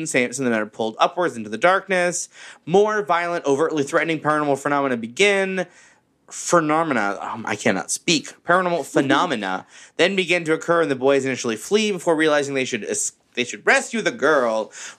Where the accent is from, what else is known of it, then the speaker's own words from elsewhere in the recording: Florida, United States; Growing up in Florida, basements are not a thing that makes sense to me.